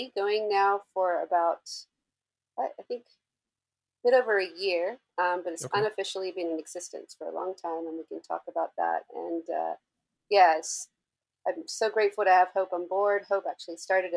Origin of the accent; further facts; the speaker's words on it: Hobart, Tasmania, Australia; now in Los Angeles, United States; I'm actually from Tasmania, Australia, from the capital, Hobart